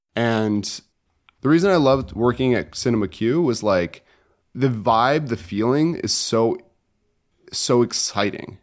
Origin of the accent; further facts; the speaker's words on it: Connecticut, United States; moved away; I, am from Connecticut originally